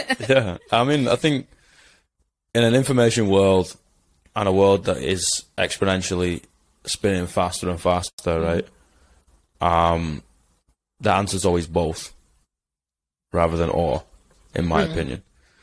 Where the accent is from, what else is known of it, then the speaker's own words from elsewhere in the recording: England, United Kingdom; Like, I'm English. I don't trust my government.